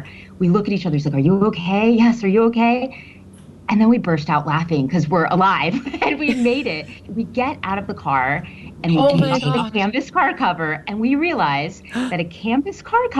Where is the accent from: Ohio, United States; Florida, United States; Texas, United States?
Florida, United States; Miami; now in Chicago, United States; And I'm originally from Miami, Florida.